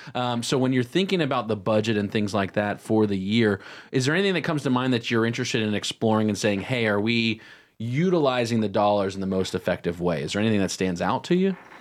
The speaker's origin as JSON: {"language": "English", "town": "Cornelius", "region": "North Carolina", "country": "United States", "tie": "born or raised there", "said": "we grew up in Cornelius Huntersville area."}